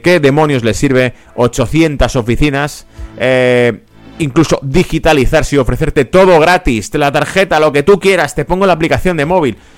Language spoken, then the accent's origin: Spanish; Madrid, Community of Madrid, Spain; yo soy de origen de España, de Madrid. En Madrid teníamos